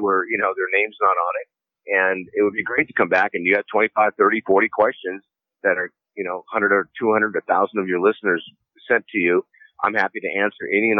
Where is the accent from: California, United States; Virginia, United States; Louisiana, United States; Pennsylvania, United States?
California, United States; San Diego; I grew up in San Diego and been on the planet 65 years now